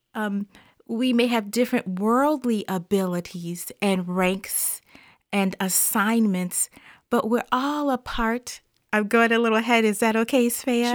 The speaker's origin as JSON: {"language": "English", "region": "the South", "country": "United States", "tie": "born or raised there", "said": "growing up in the South, uh, and in the African-American church"}